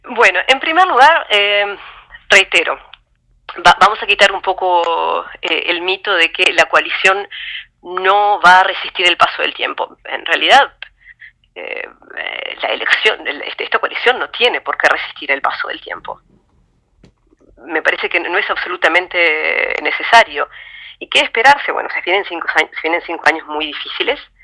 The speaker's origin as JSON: {"language": "Spanish", "country": "Uruguay", "said": "Los uruguayos no somos muy ruidosos, eh, somos solamente tres millones y tenemos un acento raro."}